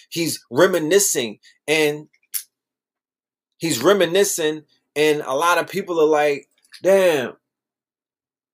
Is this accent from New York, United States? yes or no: yes; New York City, New York, United States; I'm from Brooklyn